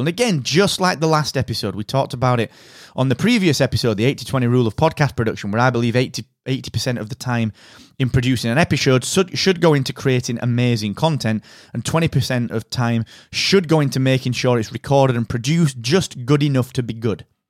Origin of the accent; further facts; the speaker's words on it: United Kingdom; I am that British podcast guy